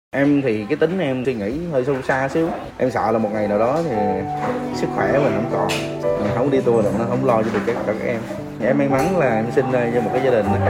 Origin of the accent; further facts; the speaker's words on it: Ho Chi Minh City, Vietnam; sinh ra và lớn lên tại thành phố Hồ Chí Minh